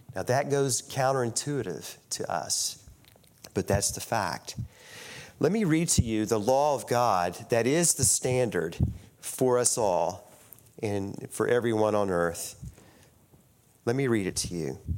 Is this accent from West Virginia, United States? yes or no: yes; St. Albans, West Virginia, United States; also born or lived in Ona, West Virginia; I grew up in St. Albans, West Virginia.